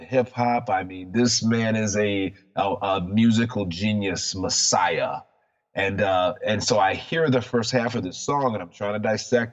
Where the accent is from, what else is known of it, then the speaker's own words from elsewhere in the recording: Detroit, Michigan, United States; I'm from the Detroit area.